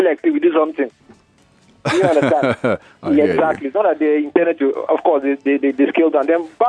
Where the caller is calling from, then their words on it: Akoka, Lagos, Nigeria; It is AY from Akoka.